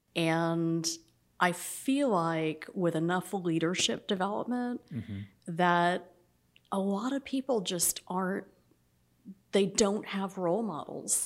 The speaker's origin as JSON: {"language": "English", "town": "Atlanta", "region": "Georgia", "country": "United States", "tie": "born or raised there", "also_born_or_lived": "New England", "moved": "as an adult", "said": "growing up in Atlanta"}